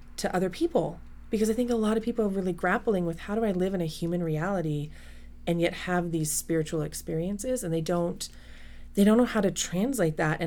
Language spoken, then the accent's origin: English; Colorado Springs, Colorado, United States; I was raised in Colorado Springs, Colorado, and in a very military culture